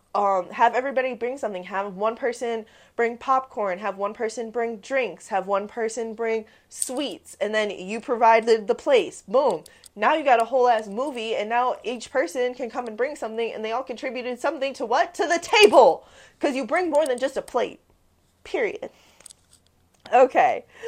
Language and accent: English; Midwest, United States; I'm from the Midwest.